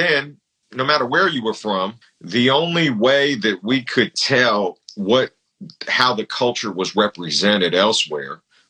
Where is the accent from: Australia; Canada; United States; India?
United States; the Bay Area, California; growing up in the Bay